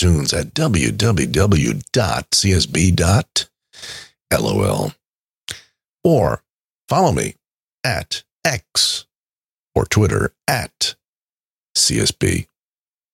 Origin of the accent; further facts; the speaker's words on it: New York, United States; I am from New York, where nicknames are king.